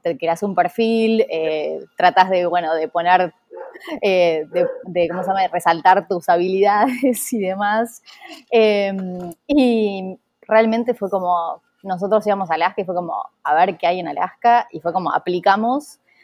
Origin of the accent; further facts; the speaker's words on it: Junín, Buenos Aires Province, Argentina; moved away; soy de Junín